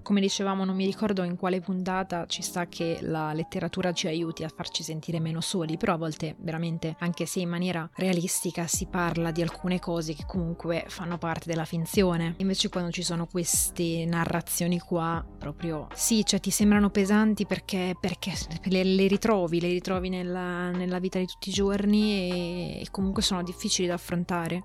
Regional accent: Italy

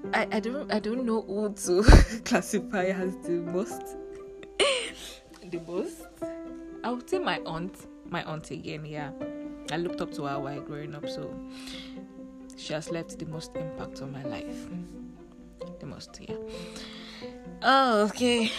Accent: Lagos, Nigeria; also born or lived in Uyo, Akwa Ibom State, Nigeria; I grew up in the center of excellence Lagos State. Eko Nibaje. okay, so I grew up in Lagos State

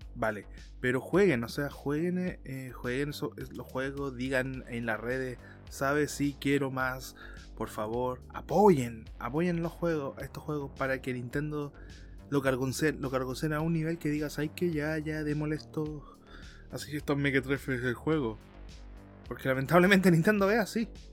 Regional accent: Chile; Como muchos chilenos

